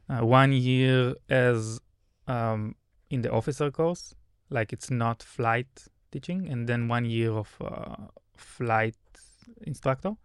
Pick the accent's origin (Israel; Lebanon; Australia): Israel; as a good Israeli